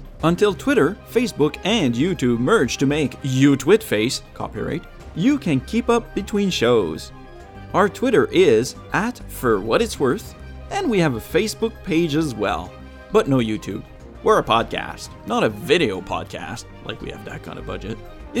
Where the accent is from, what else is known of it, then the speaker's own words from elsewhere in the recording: Canada; because I'm Canadian, French-Canadian